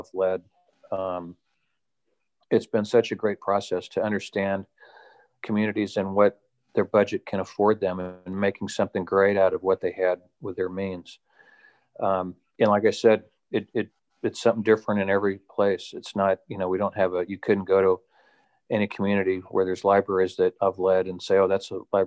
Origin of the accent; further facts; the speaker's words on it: Texas, United States; I grew up in Texas and went to Texas A&M University